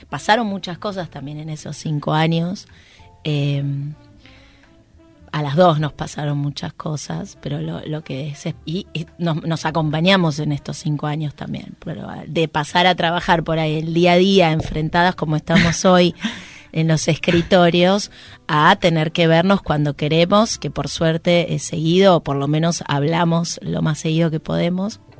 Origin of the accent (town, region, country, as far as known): western Greater Buenos Aires, Buenos Aires Province, Argentina